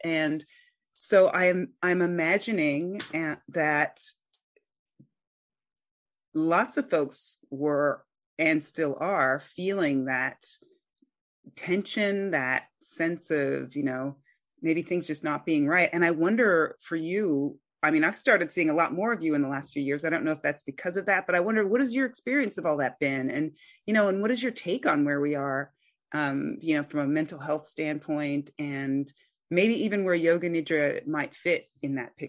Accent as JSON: {"language": "English", "country": "United States", "said": "I'm an American"}